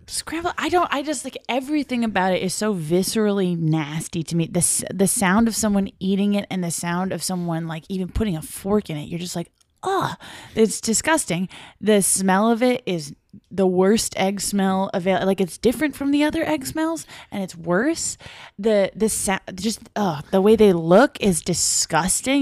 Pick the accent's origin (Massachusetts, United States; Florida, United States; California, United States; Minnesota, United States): Massachusetts, United States; Brockton; in my hometown